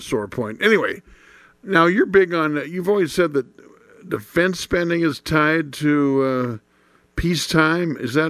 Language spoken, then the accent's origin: English; Indiana, United States; my home state